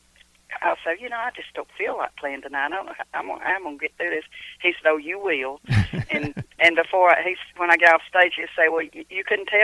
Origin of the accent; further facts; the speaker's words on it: Cumming, Georgia, United States; also born or lived in Kentucky; because I was born and raised here in Cumming, Georgia.